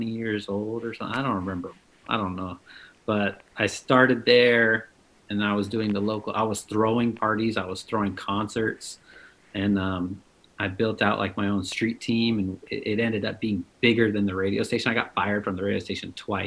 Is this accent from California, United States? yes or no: yes; North Bay, about an hour north of San Francisco, California, United States; moved away as an adult; now in Los Angeles, United States; I was born and raised in the North Bay, about an hour north of San Francisco